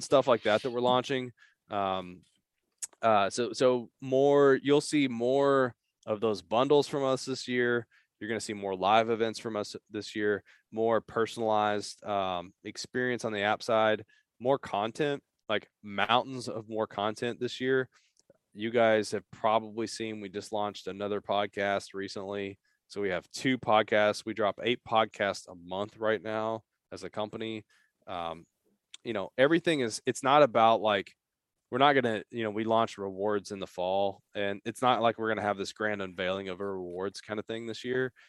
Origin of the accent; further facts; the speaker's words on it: Eastern Kentucky, United States; moved away as an adult; also born or lived in Appalachia / Lexington, Kentucky; now in Louisville, United States; I grew up in Eastern Kentucky